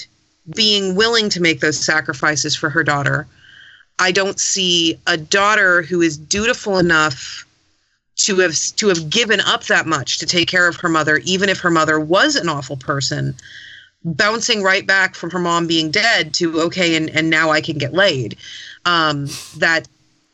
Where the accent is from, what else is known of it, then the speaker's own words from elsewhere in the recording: California, United States; as a Californian